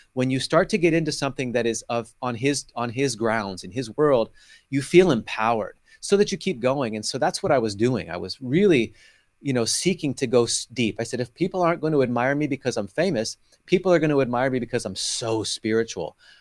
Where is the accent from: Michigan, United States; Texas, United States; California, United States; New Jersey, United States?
California, United States; now in Tel Aviv, Israel; was born and raised in California, where you are right now